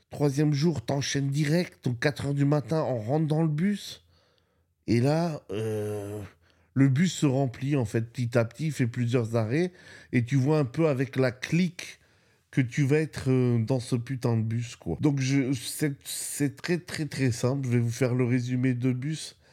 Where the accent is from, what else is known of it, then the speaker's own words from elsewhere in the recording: Spain; moi, je viens d'Espagne. Hein il neige pas en Espagne, où j'habite, il neige pas.